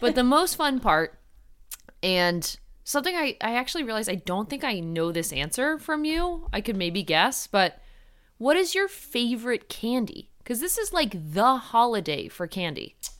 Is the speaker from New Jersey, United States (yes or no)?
yes; Ridgewood, New Jersey, United States; Ridgewood, New Jersey, which is my hometown